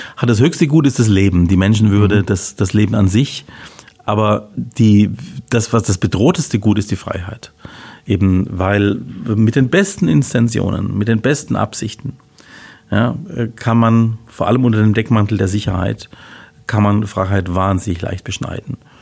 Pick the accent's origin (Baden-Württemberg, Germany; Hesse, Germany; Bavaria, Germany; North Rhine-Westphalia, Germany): Baden-Württemberg, Germany; Heilbronn; also born or lived in Würzburg / Augsburg / Freiburg / Lausanne; bin geboren auf der Schanz. Wer Heilbronn gut kennt, weiß, kennt oben die Schanz natürlich so als ein Neubaugebiet damals in den, in den sechziger Jahren